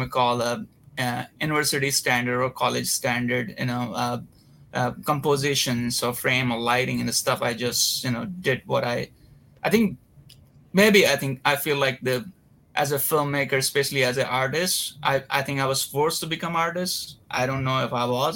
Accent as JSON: {"language": "English", "town": "Varanasi", "region": "Uttar Pradesh", "country": "India", "tie": "born or raised there", "moved": "as an adult", "lives_now": "Los Angeles, United States", "said": "I'm Indian. I was born and raised in a small town, not as very small, but it's a place called Varanasi"}